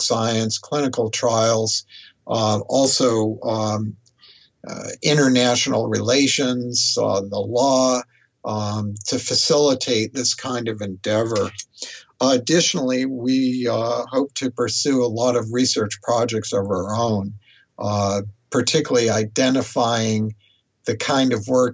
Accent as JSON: {"language": "English", "country": "United States", "said": "I've resided in the U.S. all this time"}